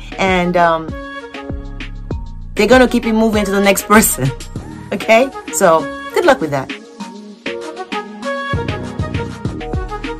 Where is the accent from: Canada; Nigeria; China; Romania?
Nigeria; Lagos; now in United States; I was born in Surulere